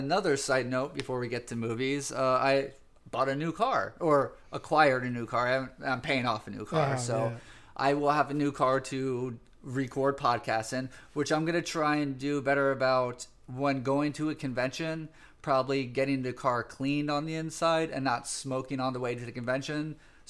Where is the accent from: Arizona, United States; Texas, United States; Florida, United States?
Florida, United States; It seemed a little sketchy this year with mask mandates and Florida. So I miss my home state, but there's some stuff I want to be careful about in my home state.